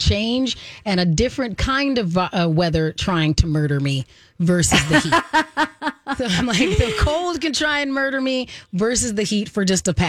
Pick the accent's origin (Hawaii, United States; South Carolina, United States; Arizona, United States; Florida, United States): Arizona, United States; moved away; Yes, because I'm from Arizona, and we're usually like right up there with the hottest places, not in the world all the time, but definitely one of the hottest places in the U.S.